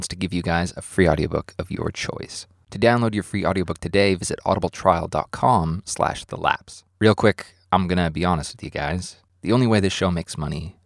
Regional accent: Canada; Being Canadian

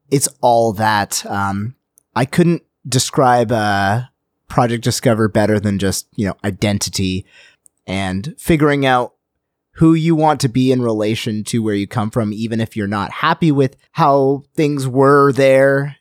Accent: United States; I'm an American

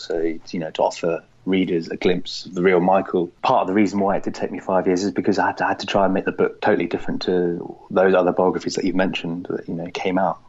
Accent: Cornwall, South West England, United Kingdom; moved away as an adult; also born or lived in Germany / London; we moved to Cornwall, down at the bottom of England

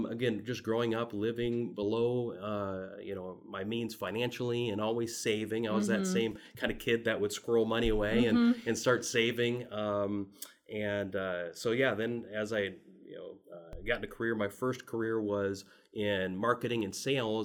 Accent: Midwest, United States; And for me, we grew up in the Midwest, and I'd say a middle-class family, and had a lot of the financial stresses that most middle-class families do.

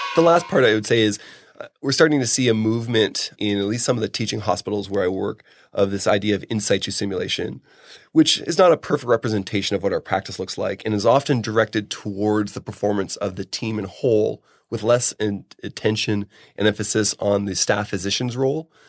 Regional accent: Canada; I'm Canadian

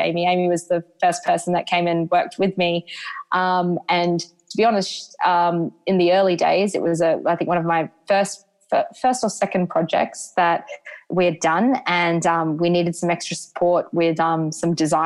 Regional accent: Brisbane, Queensland, Australia; moved away as an adult; also born or lived in London, United Kingdom; having last worked at Sports Girl as a casual at Indooroopilly when I was growing up

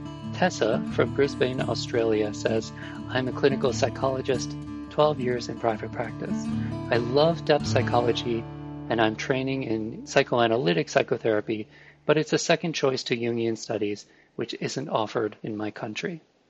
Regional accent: Japan; English is a second language; now in England, United Kingdom; Originally, I am from Japan, and I have been living in England since 2003.

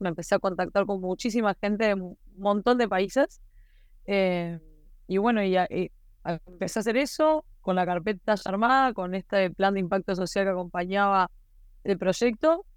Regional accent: Maldonado, Uruguay; yo soy de Maldonado

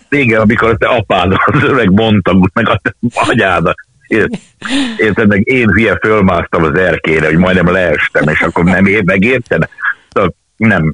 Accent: Budapest, Hungary; Angyalföldön születtem, és ott a Margit templomba jártunk, akkor elköltöztünk akkor a Rózsák terére.

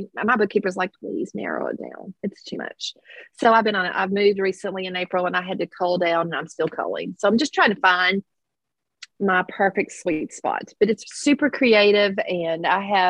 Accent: Kentucky mountains, United States; accent: twang; now in Versailles, United States; I'm not originally from Versailles, so I have a little bit of a twang. I'm a mountain girl.

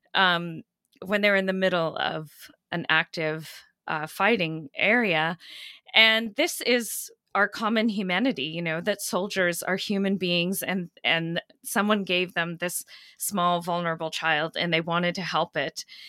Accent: Maine, United States; also born or lived in Kenya; I grew up in Maine, uh, which is where my mother comes from

